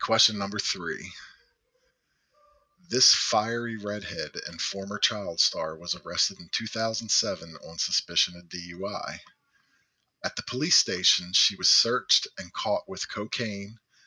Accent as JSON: {"language": "English", "town": "Baltimore", "region": "Maryland", "country": "United States", "said": "I'm from Baltimore"}